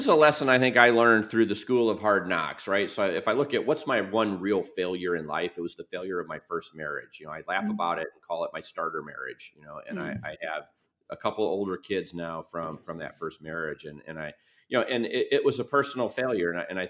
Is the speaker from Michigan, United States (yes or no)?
yes; Birmingham, Michigan, United States; I go back to when I grew up in Birmingham, Michigan.